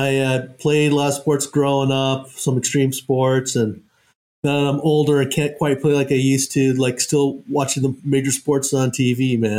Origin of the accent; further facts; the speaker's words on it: New York, United States; now in California, United States; I'm actually originally from New York